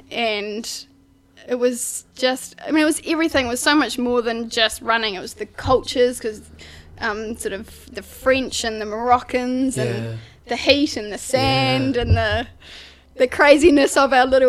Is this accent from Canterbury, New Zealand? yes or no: yes; west of Ashburton, Mid Canterbury, New Zealand; also born or lived in Wellington / Sydney / London; I was brought up in Mid Canterbury, west of Ashburton, on a sheep and beef farm with my family, mum and dad, and brother and sister